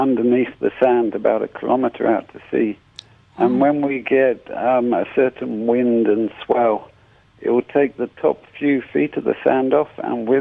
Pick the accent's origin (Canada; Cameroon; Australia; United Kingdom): United Kingdom; Cornwall, South West England; now in South Africa; I come from Cornwall in England.